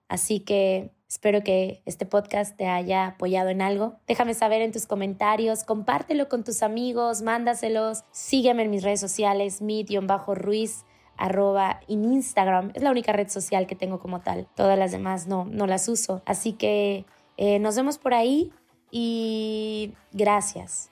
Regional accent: Mexico; Yo soy mexicana, soy totalmente latina

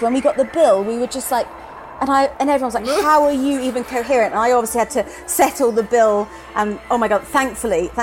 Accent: Twickenham, London, United Kingdom; also born or lived in New Zealand; I was born in Twickenham

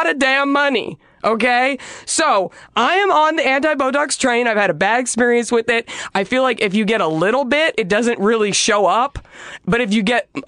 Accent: Dallas, Texas, United States; now in Los Angeles, United States; I'm from Dallas. I grew up in Dallas in the 90s

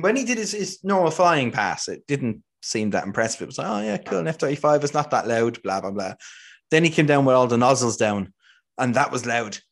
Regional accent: Ireland; growing up in Ireland. We didn't have anything like

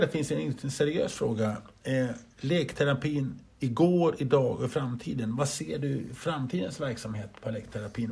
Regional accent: Grycksbo, Dalarna County, Sweden; Vi är uppväxta i Grycksbo du och jag

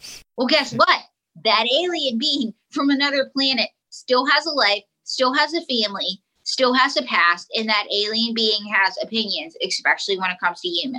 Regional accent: Pittsburgh, Pennsylvania, United States; I was born somewhere. And I have the accent that I do because I grew up in Pittsburgh.

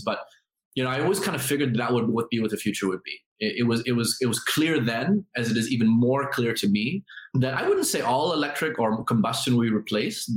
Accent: Philippines; now in Singapore; I'm Filipino

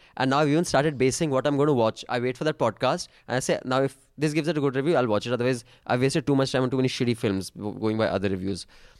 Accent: Dehradun, Uttarakhand, India; Even I'm from Dehradun, by the way.

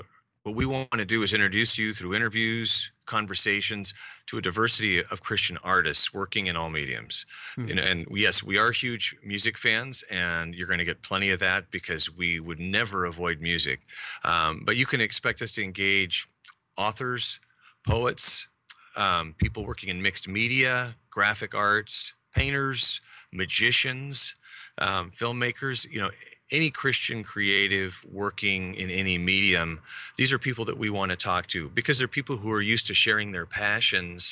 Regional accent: Wyoming, United States; now in Portland, United States; I grew up in Wyoming, that's not near the ocean.

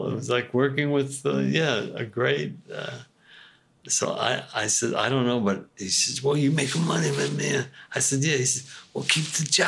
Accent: New York City, New York, United States; I'm from Brownsville, Brooklyn

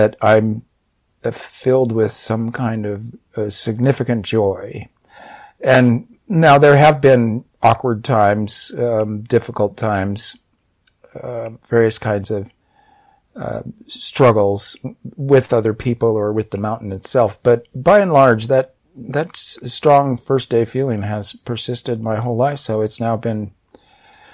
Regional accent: Southern California, United States; I had been a beach kid all my life, growing up in Southern California and going to the beaches

